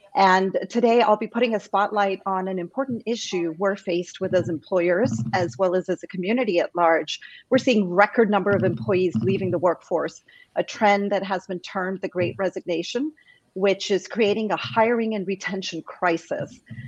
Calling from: California, United States; I'm calling from sunny California

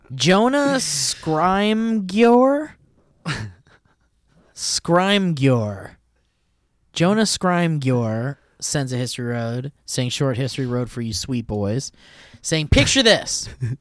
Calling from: California, United States; Greetings, Falzuni and Steve. … from Orange County with a few short history roads.

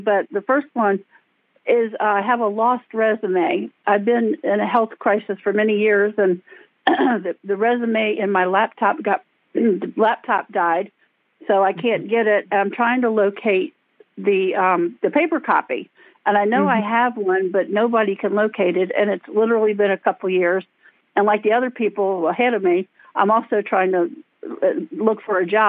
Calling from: Maryland, United States; I'm calling you from Maryland, near Washington's capital

